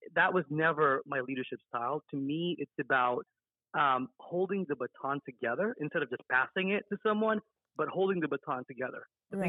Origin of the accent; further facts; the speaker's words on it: Las Vegas, Nevada, United States; I grew up in Las Vegas, Nevada.